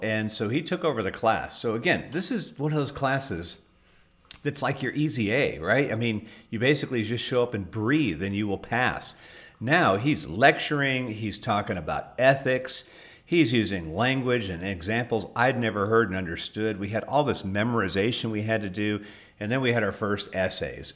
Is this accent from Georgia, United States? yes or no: no; Southern California, United States; first language English; I grew up in Southern California